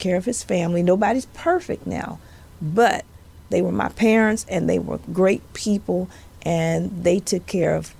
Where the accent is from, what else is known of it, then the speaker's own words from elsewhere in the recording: Monroe, Louisiana, United States; accent: southern; I'm sure you all have noticed my southern accent. And yes, I am from the dirty South. I'm from Louisiana. I am from the northern part